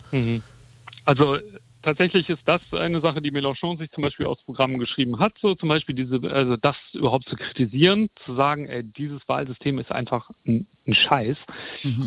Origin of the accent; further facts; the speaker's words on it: Germany; also born or lived in France; als Deutscher